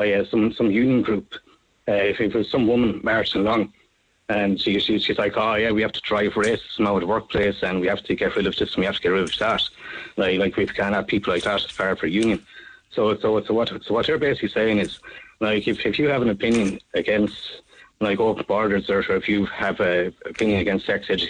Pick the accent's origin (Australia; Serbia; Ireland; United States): Ireland; as an Irishman